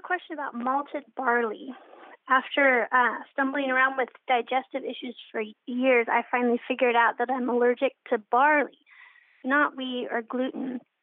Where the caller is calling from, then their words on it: Seattle, Washington, United States; I'm calling from the Seattle area